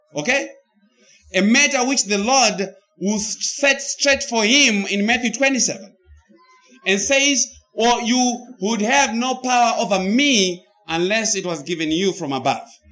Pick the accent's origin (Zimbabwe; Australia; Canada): Zimbabwe; now in United States; I came from the United States. But before I went to the United States, I came from Zimbabwe. So I pre existed my life in the United States because I was in Zimbabwe.